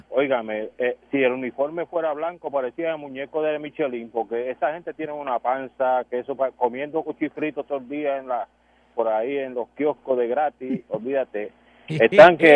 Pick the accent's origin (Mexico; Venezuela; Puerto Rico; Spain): Puerto Rico; No sé, de, de, yo, de Puerto Rico, voy a decir puertorriqueño puro.